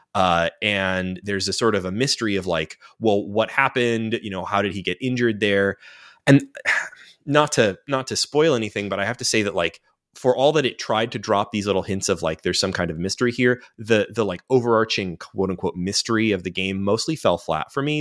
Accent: United States; as an American

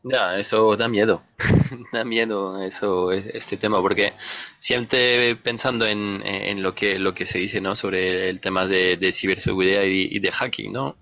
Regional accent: France; now in Madrid, Spain; Yo, como francés

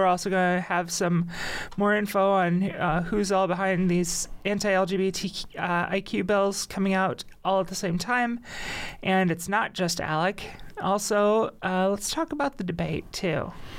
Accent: Northwest Indiana, United States; I'm from Northwest Indiana, and that's like, you know, close enough to Chicago that politics is everything.

